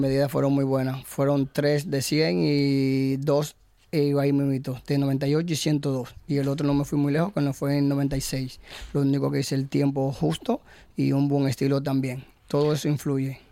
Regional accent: Gijón, Asturias, Spain; yo soy de Gijón

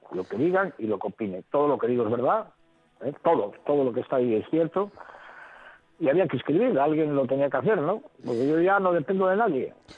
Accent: Spain; los españoles

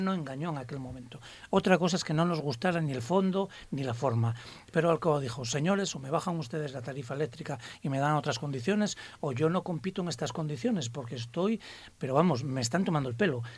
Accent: Spain; somos españoles

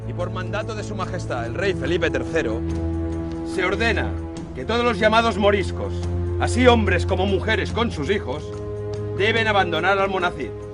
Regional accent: Gijón, Asturias, Spain; yo soy de Gijón y siempre digo que Gijón es un pueblo

